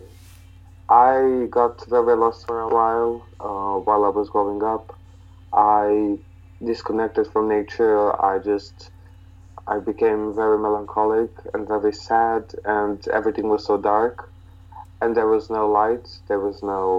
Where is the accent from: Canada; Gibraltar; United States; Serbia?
Serbia; near Vlasina lake, Southern and Eastern Serbia; there was this lake called the Vlasina, which is, I guess, an hour and a half in the mountains from my hometown